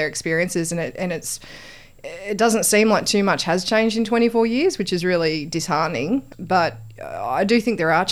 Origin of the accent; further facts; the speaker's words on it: Wollongong, New South Wales, Australia; moved away as an adult; now in Canberra, Australia; I grew up in Wollongong